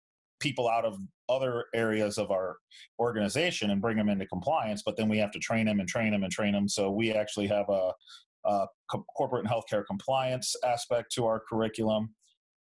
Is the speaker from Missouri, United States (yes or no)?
yes; St. Louis, Missouri, United States; moved away as an adult; now in Tempe, United States; I went from living in the same room my entire life, growing up there in St. Louis